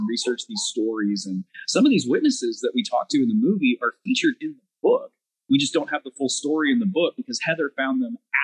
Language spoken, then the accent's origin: English; Texas, United States; we're hanging out in my home state